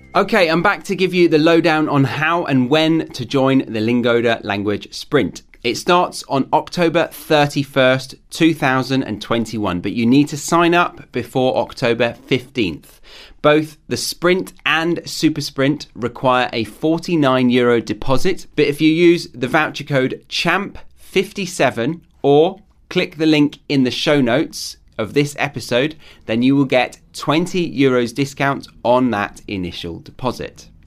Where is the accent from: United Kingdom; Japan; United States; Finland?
United Kingdom; moved away as an adult; now in Australia; I'm a Brit living abroad in Australia